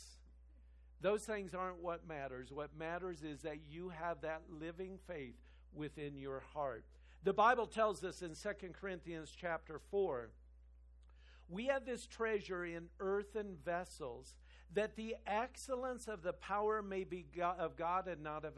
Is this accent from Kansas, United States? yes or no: yes; Kansas, United States; moved away; I'm from Kansas